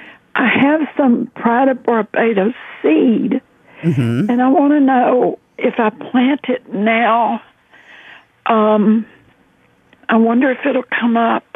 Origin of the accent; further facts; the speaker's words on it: Corpus Christi, Texas, United States; now in Austin, United States; I'm from Corpus